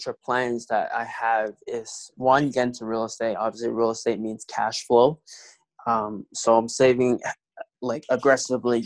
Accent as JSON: {"language": "English", "town": "New York City", "region": "New York", "country": "United States", "moved": "as an adult", "lives_now": "Buffalo, United States", "said": "I'm originally from New York City, Queens, New York City"}